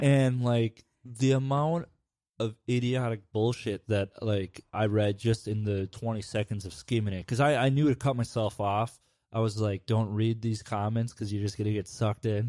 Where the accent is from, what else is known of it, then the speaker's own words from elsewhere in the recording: Midwest, United States; growing up in the Midwest